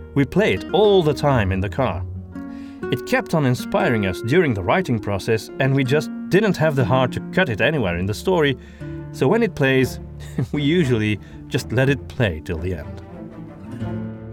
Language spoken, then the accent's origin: English; Antwerp, Flanders, Belgium; accent: Antwerp Flemish; English is a second language; my native accent. However, I'm from Antwerp